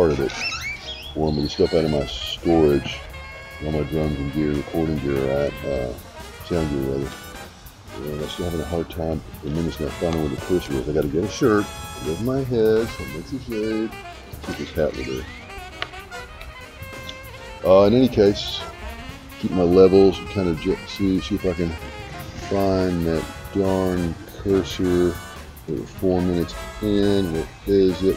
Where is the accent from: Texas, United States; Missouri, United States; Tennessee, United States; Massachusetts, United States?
Texas, United States; Dallas; I grew up in Dallas